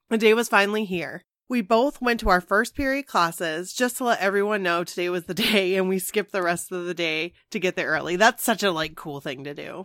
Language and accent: English; Maine, United States; we're from Maine